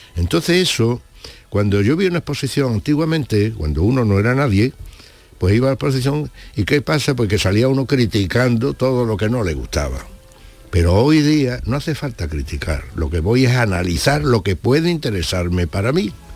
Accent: Badajoz, Extremadura, Spain; moved away as an adult; now in Seville, Spain; Yo nací en Badajoz, es cierto, pero allí eh, me aireé solo porque con 5 y 8 años murieron mi padre y mi madre

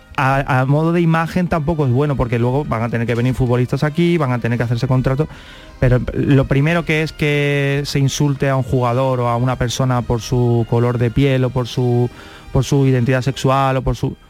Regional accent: Carmona, Andalusia, Spain; born or raised there; also born or lived in Seville

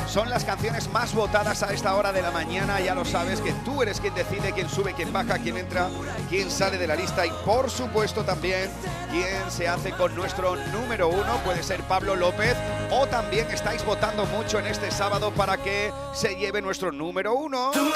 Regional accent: Punta Umbría, Andalusia, Spain; mi tierra, en Punta Umbría, en Huelva

